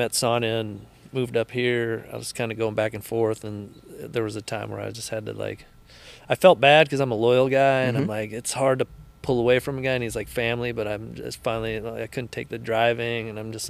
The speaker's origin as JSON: {"language": "English", "town": "Danville", "region": "California", "country": "United States"}